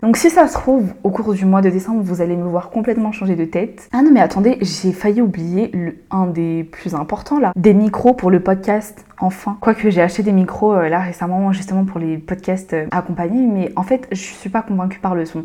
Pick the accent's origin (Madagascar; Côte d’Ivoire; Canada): Madagascar; now in France; je suis malgache